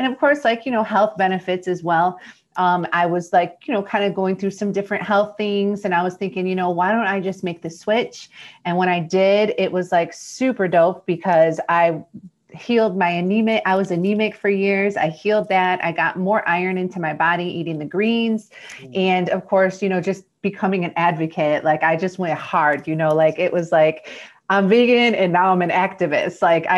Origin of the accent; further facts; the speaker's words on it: Detroit, Michigan, United States; I'm from Detroit, Michigan.